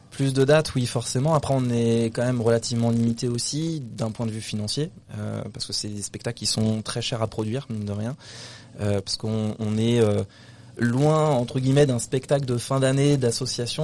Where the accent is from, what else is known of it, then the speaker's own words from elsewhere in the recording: Brittany, France; also born or lived in Paris; je suis du coup en Bretagne depuis que j'ai 6 ans